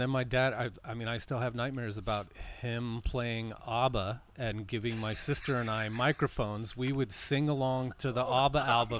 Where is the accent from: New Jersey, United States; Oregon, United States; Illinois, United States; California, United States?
California, United States; San Francisco Bay Area; Okay, we grew all up here with KFRC with Dr. Donald D. Rose.